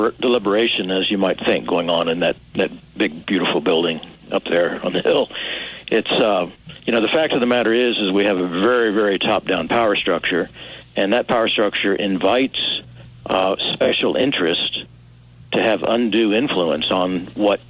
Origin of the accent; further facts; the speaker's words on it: Missouri, United States; as an outstate drive-through country Missourian